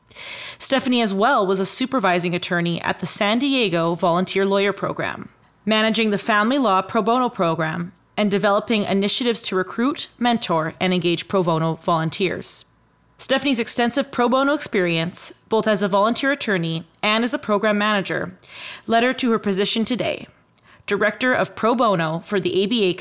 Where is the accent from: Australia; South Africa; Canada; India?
Canada; now in United States; as a Canadian living in the U.S., this is kind of a fun topic for me